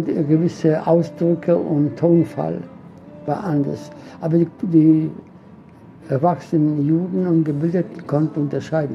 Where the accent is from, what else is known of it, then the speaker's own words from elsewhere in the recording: Łódź, Łódź Voivodeship, Poland; first language Polish; German is a second language; moved away; Im Zentrum der Stadt lodge meine Geburtsstadt